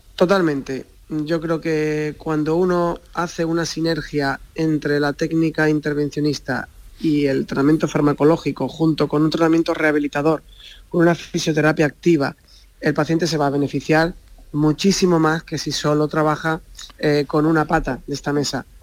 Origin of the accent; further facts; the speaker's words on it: Barbate, Andalusia, Spain; moved away as an adult; now in Cádiz, Spain; yo soy de Barbate, eh, me he criado allí en, Barbate